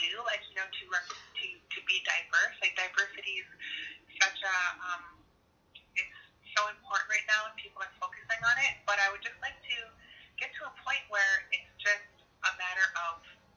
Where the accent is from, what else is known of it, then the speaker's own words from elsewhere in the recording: Six Nations of the Grand River, Ontario, Canada; I'm Haudenosaunee from Six Nations, the Grand River Territory